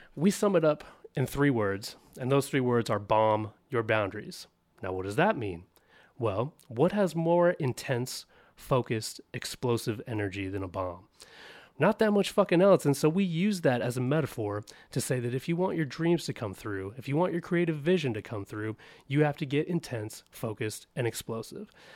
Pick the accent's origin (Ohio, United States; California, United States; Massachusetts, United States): California, United States; Orange County, Southern; also born or lived in Bay Area, California / Los Angeles; I was born in Southern California in Orange County